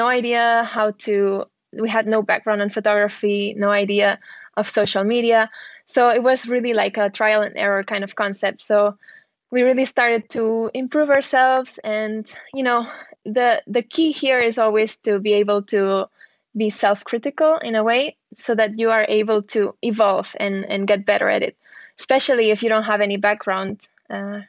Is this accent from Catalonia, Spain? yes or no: yes; Barcelona, Catalonia, Spain; I was born in Barcelona, sunny Barcelona